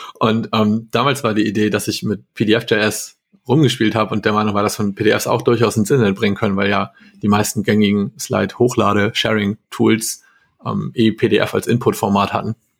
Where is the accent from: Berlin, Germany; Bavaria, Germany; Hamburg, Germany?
Hamburg, Germany; ich komme aus Hamburg